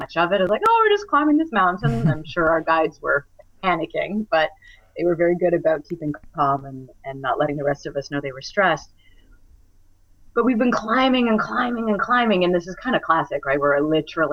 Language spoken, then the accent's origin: English; Alberta, Canada; I grew up in Alberta